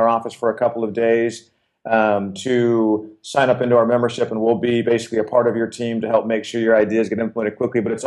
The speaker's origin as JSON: {"language": "English", "region": "Arizona", "country": "United States", "tie": "born or raised there", "said": "born and raised in Arizona"}